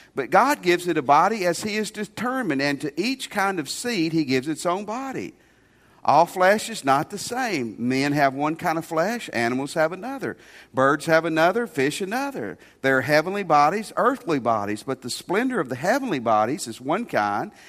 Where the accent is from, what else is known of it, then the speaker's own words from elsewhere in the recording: Tennessee, United States; my home state of Tennessee